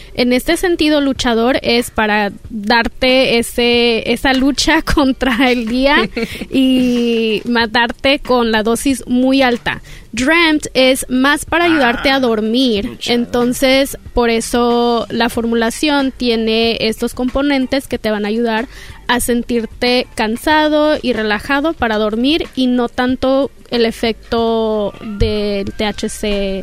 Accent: Los Angeles, California, United States; Soy nacida y criada aquí en Los Ángeles, California, de padres mexicanos, Chihuahua y Jalisco

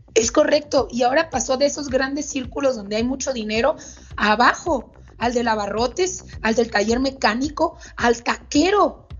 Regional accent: Sonora, Mexico; also born or lived in Mexico City; mi lugar de origen, donde nací en Sonora

